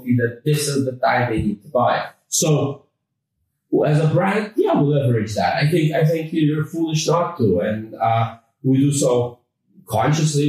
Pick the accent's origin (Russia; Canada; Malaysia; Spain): Canada; accent: North American; now in London, United Kingdom; we're actually based in London, although I uh, do have a, a, North American accent. I grew up in Canada.